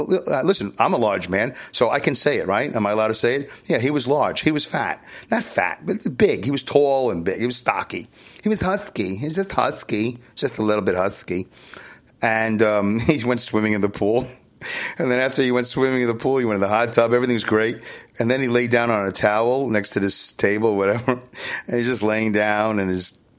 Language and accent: English; New York City, New York, United States; Growing up in Brooklyn